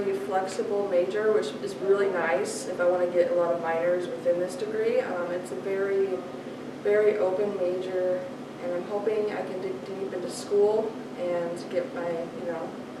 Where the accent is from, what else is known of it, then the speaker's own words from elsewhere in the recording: Omaha, Nebraska, United States; I'm from Omaha, Nebraska